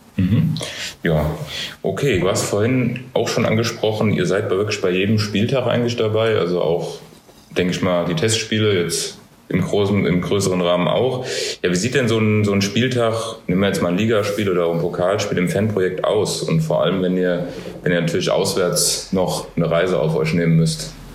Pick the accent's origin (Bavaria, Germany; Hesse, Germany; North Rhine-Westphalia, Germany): Hesse, Germany; als Hesse